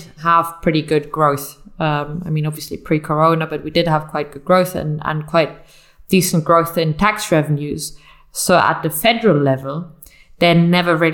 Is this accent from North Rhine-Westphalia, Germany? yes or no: no; Munich, Bavaria, Germany; I come from Munich, which some of your listeners may know because of the Oktoberfest